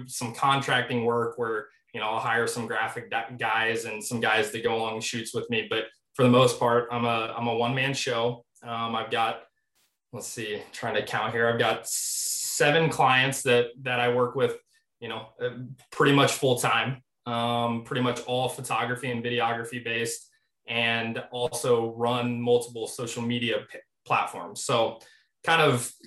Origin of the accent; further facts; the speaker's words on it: Midwest, United States; born and raised here